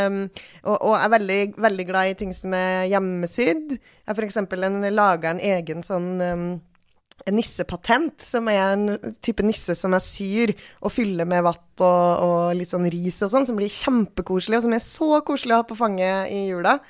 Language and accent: Norwegian; Trøndelag, Norway; moved away; der jeg kommer fra, som er et sted i uh, Trøndelag et sted